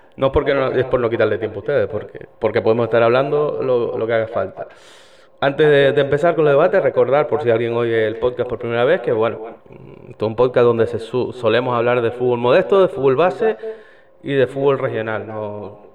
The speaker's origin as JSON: {"language": "Spanish", "town": "Icod de los Vinos", "region": "Canary Islands", "country": "Spain", "tie": "born or raised there", "said": "me crié en esa grada y me, me crié viendo un equipo que iba de rojo"}